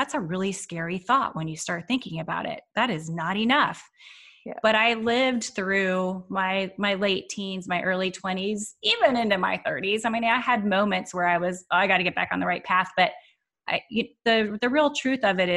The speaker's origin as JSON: {"language": "English", "town": "Waco", "region": "Texas", "country": "United States", "tie": "born or raised there", "said": "I grew up in Waco, Texas in the US"}